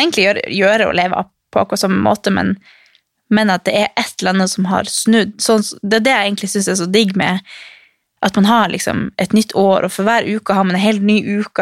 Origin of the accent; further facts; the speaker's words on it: Harstad, Troms, Norway; moved away; hjemme i Harstad på jula